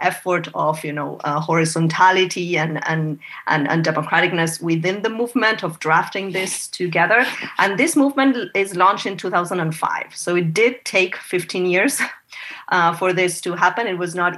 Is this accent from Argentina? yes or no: yes; Argentina; moved away as an adult; now in United States; I was born and raised in Argentina. I came to the U.S. when I was 27, and this is 20 years ago